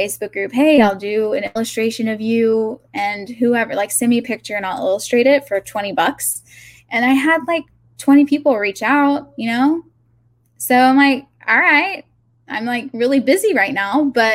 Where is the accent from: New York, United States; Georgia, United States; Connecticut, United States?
Georgia, United States; Augusta; moved away as an adult; also born or lived in Athens, Georgia / Atlanta, Georgia / California; I grew up in Augusta